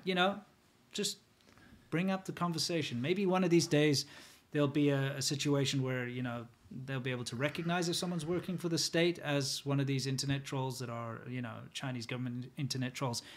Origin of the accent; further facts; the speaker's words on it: South Africa; moved away as an adult; also born or lived in China; As a South African